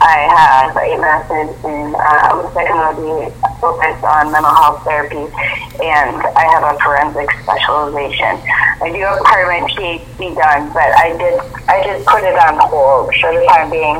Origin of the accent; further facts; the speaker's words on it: Iowa, United States; also born or lived in Los Angeles, California; I am an Iowa farm girl, born and raised